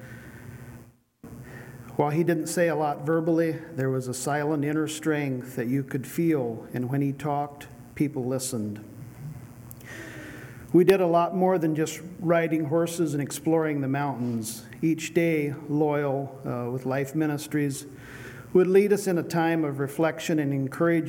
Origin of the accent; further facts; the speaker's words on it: Bonners Ferry, Idaho, United States; I'm from Bonners Ferry, Idaho